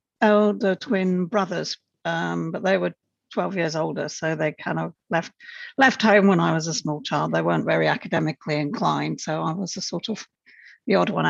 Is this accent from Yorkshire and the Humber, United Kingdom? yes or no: no; Preston, North West England, United Kingdom; moved away; So I grew up in a town in the northwest of England in the UK called Preston. It's very much a working class town. It was famous for being a centre of the mill industry, cotton mills, textiles.